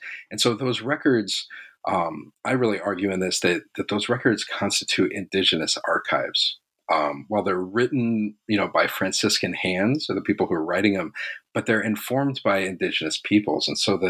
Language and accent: English; Los Angeles, California, United States; moved away as an adult; also born or lived in Santa Cruz, California; I was born and raised in Los Angeles. Grew up there, and you know, I'm a first generation college graduate